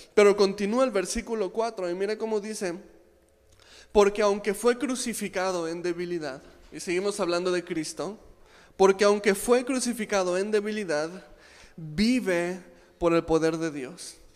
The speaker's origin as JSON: {"language": "Spanish", "country": "Mexico", "said": "aquí en México"}